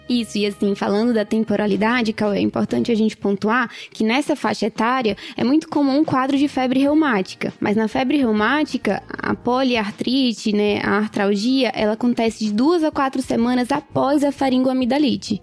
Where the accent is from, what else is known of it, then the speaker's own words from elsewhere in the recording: Recife, Pernambuco, Brazil; moved away as an adult; now in São Paulo, Brazil; eu sou de Recife, eu me formei na Faculdade Pernambucana de Saúde é, e eu vim para cá